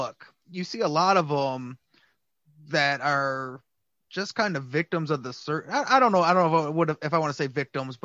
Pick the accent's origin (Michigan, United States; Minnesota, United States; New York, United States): Michigan, United States; Detroit; I'm from Detroit